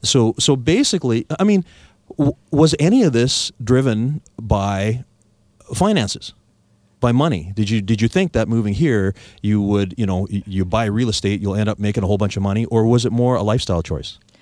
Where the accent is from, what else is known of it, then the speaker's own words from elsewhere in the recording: Victoria, British Columbia, Canada; I was born and raised here in Victoria.